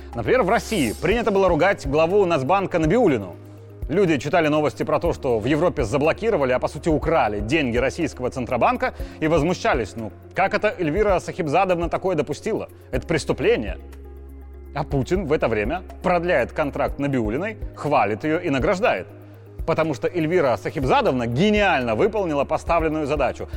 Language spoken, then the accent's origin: Russian; Belarus; я белорус